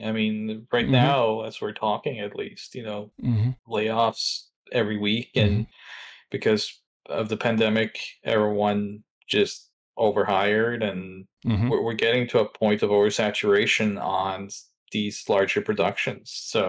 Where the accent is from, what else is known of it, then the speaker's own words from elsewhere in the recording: Norway; English is a second language; So I grew up in Norway, and there's a social norm there.